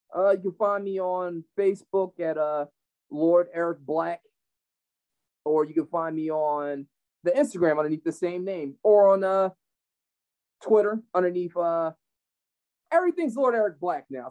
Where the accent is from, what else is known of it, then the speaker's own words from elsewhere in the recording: Philadelphia, Pennsylvania, United States; I'm from Philly